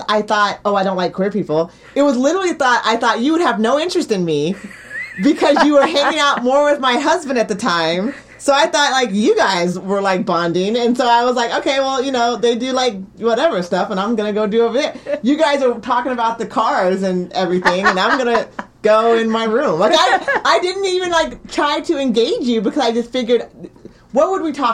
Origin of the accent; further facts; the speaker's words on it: Cottage Grove, Oregon, United States; We were the only family in Cottage Grove